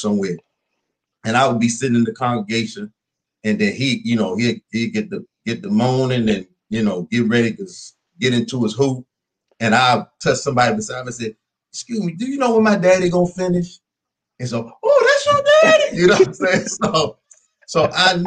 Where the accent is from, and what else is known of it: Wichita, Kansas, United States; born or raised there; moved away as an adult; also born or lived in Minden, Louisiana / Baltimore, Maryland; now in Landover, Maryland, United States